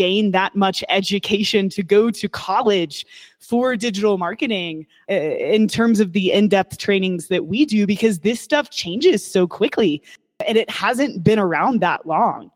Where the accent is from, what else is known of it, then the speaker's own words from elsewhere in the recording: Kentucky, United States; I was born and raised in Kentucky